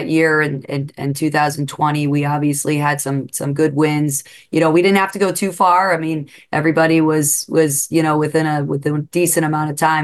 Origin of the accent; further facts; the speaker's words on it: Pennsylvania, United States; now in New England, United States; I'm not from New England. I'm from Pennsylvania